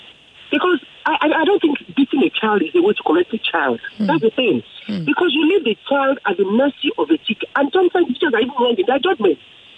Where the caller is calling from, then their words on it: Ogudu, Lagos, Nigeria; I'm calling from Ogudu.